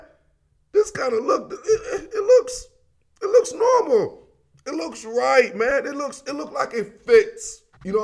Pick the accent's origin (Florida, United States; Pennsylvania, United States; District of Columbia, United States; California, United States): District of Columbia, United States; Washington; I'm from Chocolate City